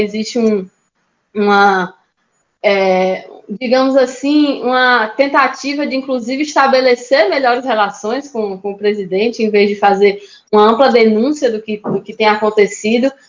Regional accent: Natal, Rio Grande do Norte, Brazil; Eu sou de Natal, Rio Grande do Norte

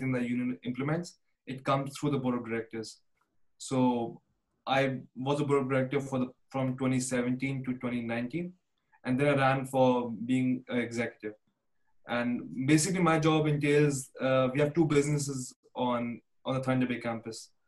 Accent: India; moved away as an adult; now in Canada; I came from India in 2016

